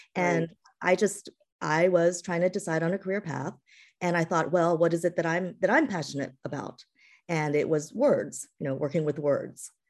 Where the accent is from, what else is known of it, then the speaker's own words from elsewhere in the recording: East Coast, United States; also born or lived in California / Massachusetts; I was born in California, um, and raised, but raised, uh, on the East Coast